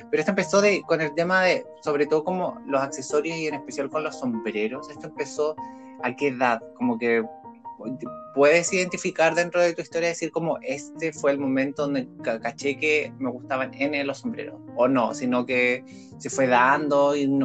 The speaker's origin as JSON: {"language": "Spanish", "town": "Santiago", "region": "Santiago Metropolitan Region", "country": "Chile", "tie": "born or raised there", "said": "Y yo soy nacido, criado y deformado en Santiago."}